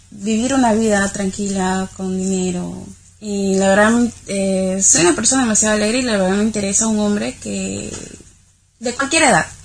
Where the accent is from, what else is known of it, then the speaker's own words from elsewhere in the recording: Peru; Yo soy de Perú.